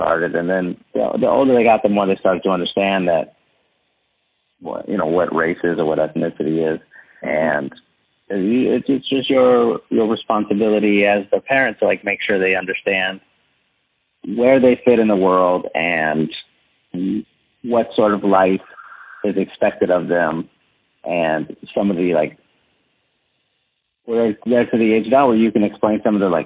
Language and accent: English; San Antonio, Texas, United States; I'm from San Antonio